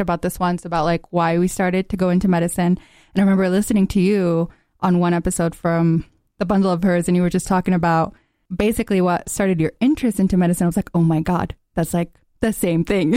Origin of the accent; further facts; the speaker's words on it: Gaza, Gaza Strip, Palestine; now in United States; growing up in Gaza